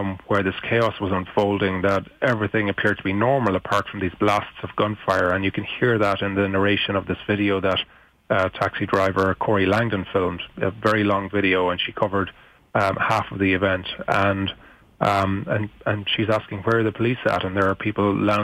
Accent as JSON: {"language": "English", "country": "Ireland", "said": "I'm from Ireland"}